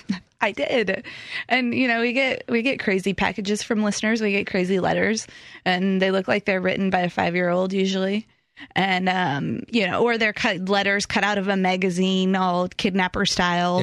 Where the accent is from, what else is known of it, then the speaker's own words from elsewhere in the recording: Pacific Northwest, United States; moved away; I'm from the Pacific Northwest from those days.